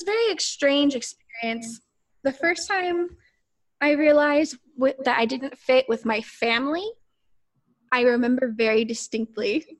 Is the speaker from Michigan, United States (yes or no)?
no; Arkansas, United States; growing up in the South as a mixed race person because I am from Arkansas